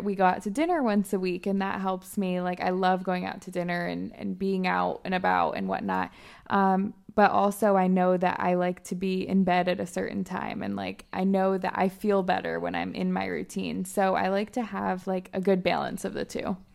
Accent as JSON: {"language": "English", "region": "Michigan", "country": "United States", "also_born_or_lived": "Alabama", "moved": "as an adult", "said": "I'm originally from Michigan"}